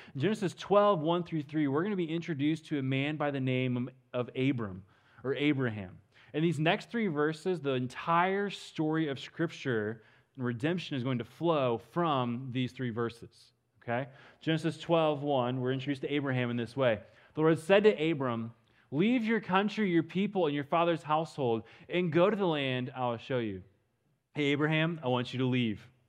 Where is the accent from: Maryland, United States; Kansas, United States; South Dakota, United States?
Kansas, United States; western; also born or lived in Dallas area, Texas; now in Dallas, United States; I grew up in western Kansas. I live in the Dallas area now, but it's always good to be back home, uh, in my home state